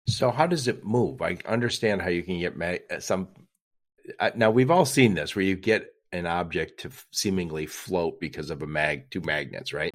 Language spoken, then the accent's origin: English; Detroit, Michigan, United States; I'm from Detroit